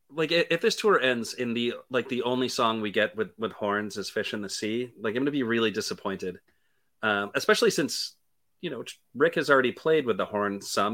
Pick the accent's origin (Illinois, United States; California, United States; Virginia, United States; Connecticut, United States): Connecticut, United States; I grew up in Connecticut